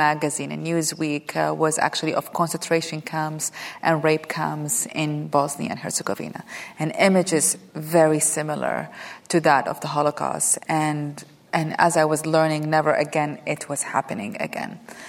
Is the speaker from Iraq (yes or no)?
yes; Iraq; moved away as an adult; now in United States; I had recently arrived in America or been living in America. I came from Iraq in 1990, and I went back to school in America or college.